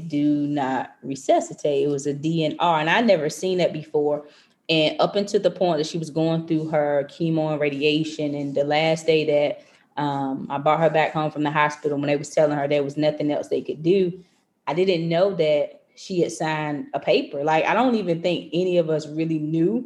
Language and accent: English; North Carolina, United States; moved away as an adult; now in Maryland, United States; I transitioned from North Carolina, because I'm from North Carolina, to come to Maryland